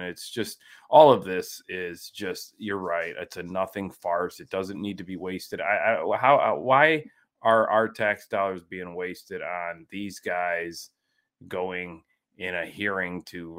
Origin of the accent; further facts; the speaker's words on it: Ohio, United States; I'm from Ohio.